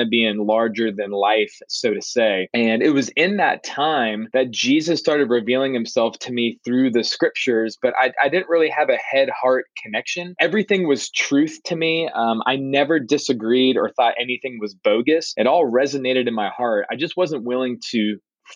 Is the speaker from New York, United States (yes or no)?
no; Simpsonville, South Carolina, United States; born or raised there; also born or lived in Miami, Florida